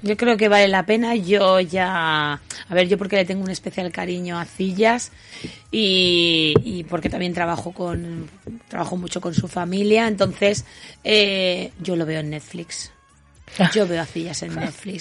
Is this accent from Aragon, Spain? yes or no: yes; Huesca, Aragon, Spain; yo soy nacida en Huesca y mi familia es de, Huesca, de, concretamente de Splus y Binefar